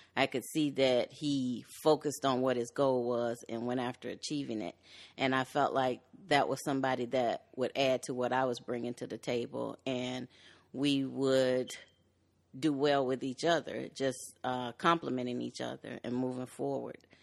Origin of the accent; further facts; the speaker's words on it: Chicago, Illinois, United States; I was born in Chicago. I'm originally from the West Side. I later moved to the western suburbs